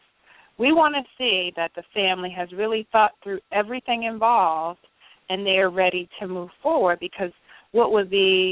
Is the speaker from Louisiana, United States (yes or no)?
no; Richmond, Virginia, United States; I'm from Richmond, Virginia